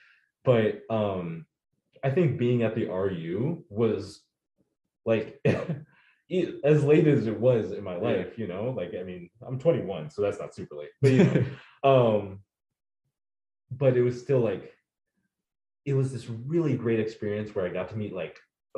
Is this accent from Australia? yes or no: no; United States; also born or lived in Bellingham, Washington; I was born in America and I've lived here all my life